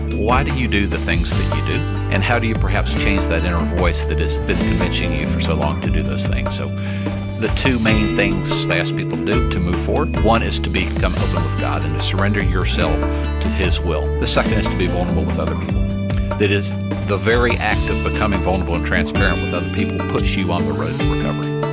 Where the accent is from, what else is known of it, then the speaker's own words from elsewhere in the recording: Georgia, United States; also born or lived in Alabama; I was born in Alabama. Didn't live there long. I was raised in Georgia